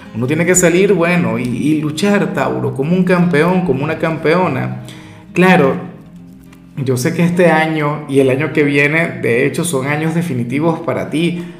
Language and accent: Spanish; Venezuela; yo particularmente soy, claro, venezolano